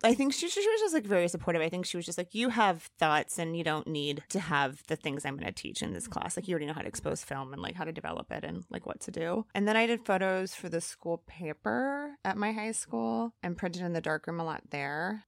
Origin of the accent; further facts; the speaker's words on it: Elkhart, Indiana, United States; moved away as an adult; also born or lived in Chicago / Santa Barbara; I was born in Chicago and I grew up in Elkhart, Indiana